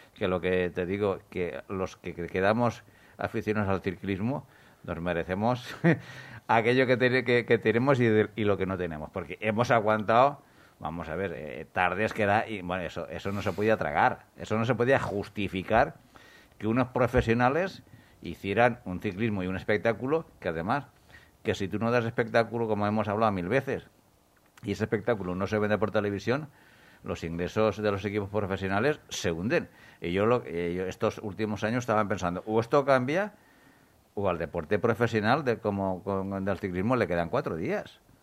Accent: a small town near Murcia, Region of Murcia, Spain; yo soy de un pueblecito muy cercano a Murcia

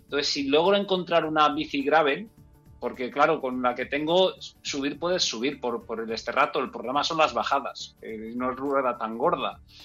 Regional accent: Enguera, Valencian Community, Spain; en Enguera, en mi pueblo

